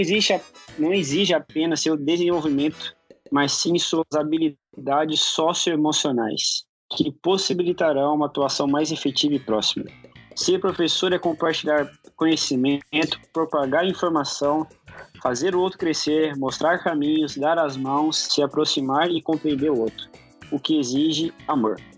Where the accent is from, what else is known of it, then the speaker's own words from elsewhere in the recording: Maringá, Paraná, Brazil; Ah, do ladinho da minha terra. Do, do ladinho de Maringá.